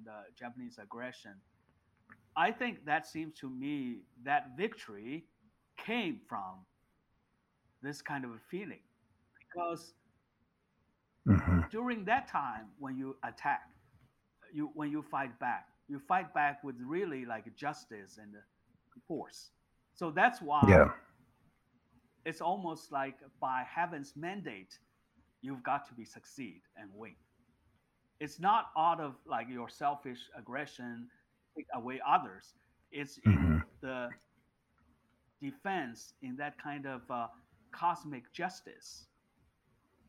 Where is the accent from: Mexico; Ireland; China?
China; Nanjing, Jiangsu; my hometown Nanjing